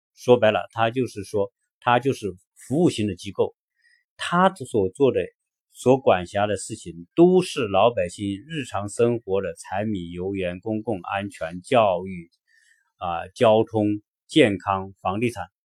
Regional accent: China; now in United States

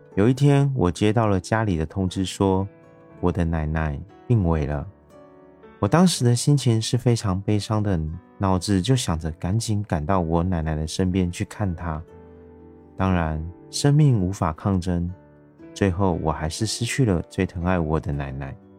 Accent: Taiwan; 我是一位来自台湾

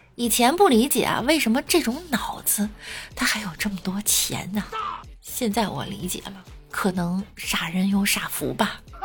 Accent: northern China, China; 我作为北方人

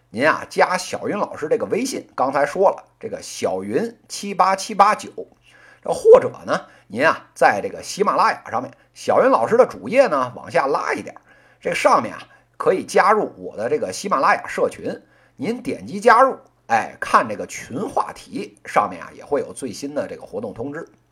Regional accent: Beijing, China; accent: Beijing dialect; 作为一个这个土生土长的北京人

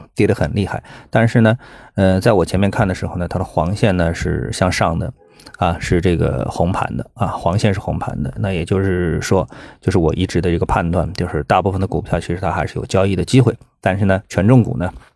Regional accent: Shanghai, China; 我们上海人

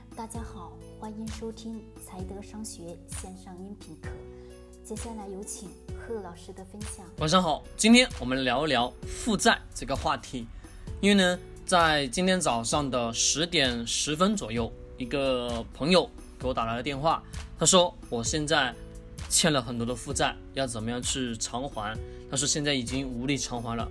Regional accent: China; 我们中国人老是在讲脸上有光

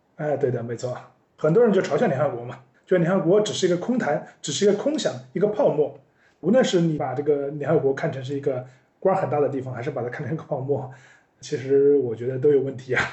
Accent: China; 我们中国人

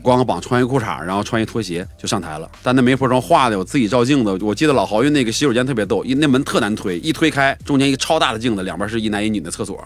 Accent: Northeast China, China; moved away as an adult; now in Beijing, China; 我们从东北来的

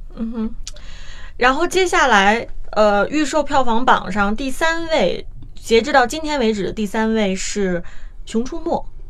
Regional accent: China; 我们大陆

